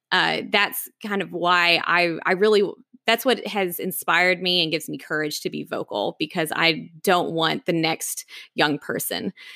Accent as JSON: {"language": "English", "town": "Knoxville", "region": "Tennessee", "country": "United States", "tie": "born or raised there", "also_born_or_lived": "Atlanta, Georgia", "moved": "as an adult", "lives_now": "Washington, D.C., United States", "said": "growing up in East Tennessee and the foothills of the Smoky Mountains"}